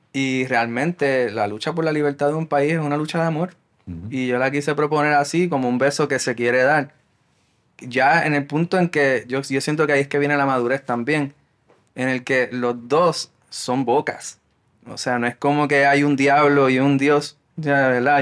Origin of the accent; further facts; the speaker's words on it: Puerto Rico; nuestra identidad como puertorriqueños